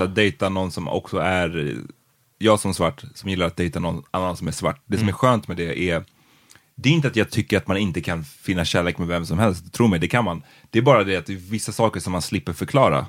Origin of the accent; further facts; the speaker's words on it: Stockholm, Stockholm County, Sweden; vi är från Farsta båda två